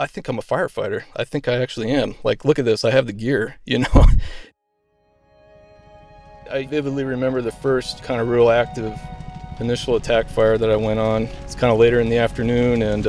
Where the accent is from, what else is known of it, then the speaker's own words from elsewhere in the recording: Colorado, United States; moved away as an adult; also born or lived in Minnesota; now in Alaska, United States; As a young kid, I grew up in Colorado